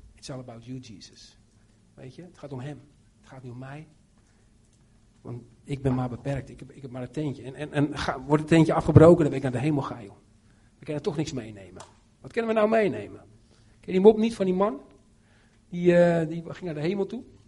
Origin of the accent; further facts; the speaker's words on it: Netherlands; now in Romania